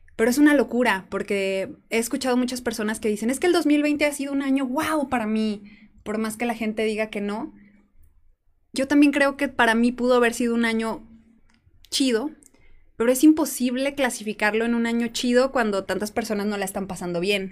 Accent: San Juan de los Lagos, Jalisco, Mexico; moved away as an adult; also born or lived in Puerto Vallarta; Yo planeaba regresar a San Juan de los Lagos

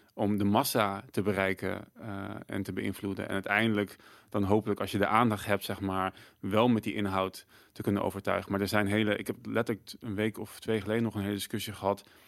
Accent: Netherlands

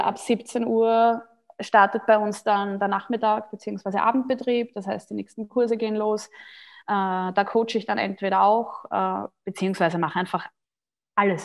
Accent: Austria; ich bin Österreicherin

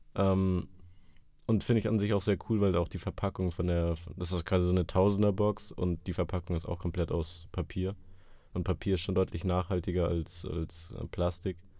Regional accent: Munich, Bavaria, Germany; als Münchner

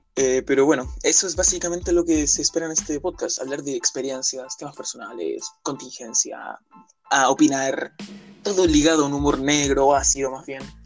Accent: Chile; yo soy de Chile

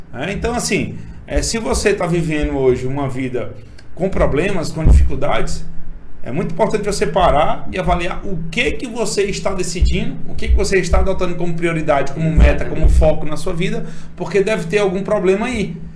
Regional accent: Imperatriz, Maranhão, Brazil; also born or lived in São Paulo; eu sou nascido e criado aqui em Imperatriz

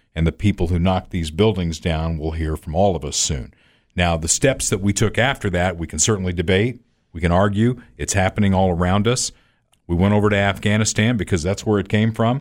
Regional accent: United States

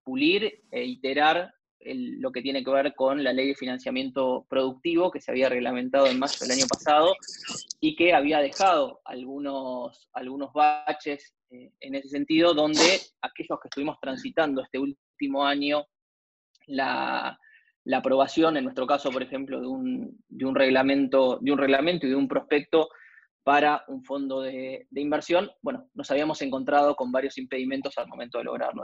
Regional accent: Argentina; como argentinos en general

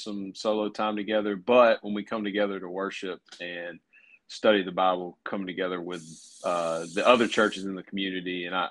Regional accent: Caledonia, Mississippi, United States; I grew up in Caledonia, and so I've got a lot of connections with churches there.

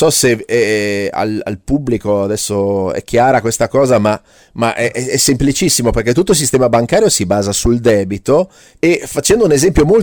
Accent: Switzerland; Io vengo dalla Svizzera e quando ero bambino mangiavo queste cosine di panna ricoperte di cioccolato che si chiamavano i moretti.

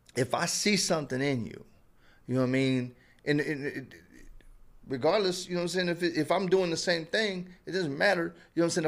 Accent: Indianapolis, Indiana, United States; I was from Indianapolis, so we didn't have nothing

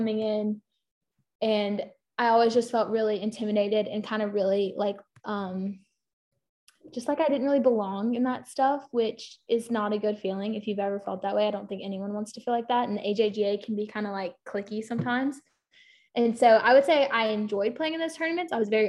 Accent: Baton Rouge, Louisiana, United States; moved away as an adult; now in Oxford, United States; I'm from Baton Rouge, and so LSU was kind of always an option for me. I'd grown up, like, my home course for a while was U Club

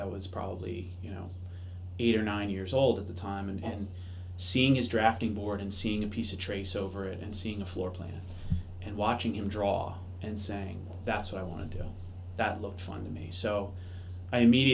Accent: Maryland, United States; also born or lived in Long Island, New York; now in Boston, United States; my family moved to the Washington, D.C. area. So I grew up in Maryland

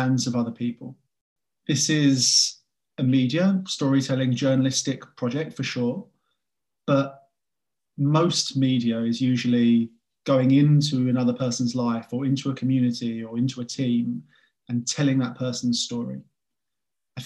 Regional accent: England, United Kingdom; I'm an English guy

